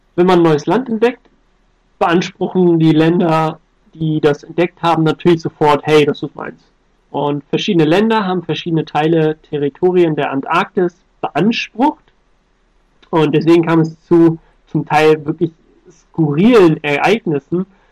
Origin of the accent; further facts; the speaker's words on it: Germany; als Deutscher